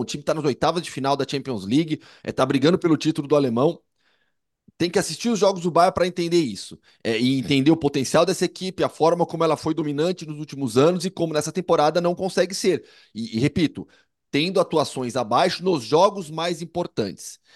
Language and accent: Portuguese; interior of São Paulo, Brazil; moved away as an adult; now in Madrid, Spain; no interior de São Paulo, a gente tinha muito isso, né? Na minha adolescência, assim, eu cansei de ir em carnaval de salão